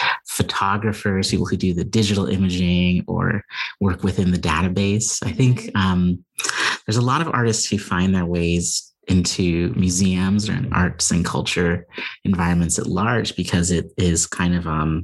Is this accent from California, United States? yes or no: yes; Pasadena, California, United States; moved away as an adult; also born or lived in Chicago, Illinois; now in Claremont, United States; I was in Altadena and Pasadena, California, where I was born. And so it's a little bit of a homecoming back here to Southern California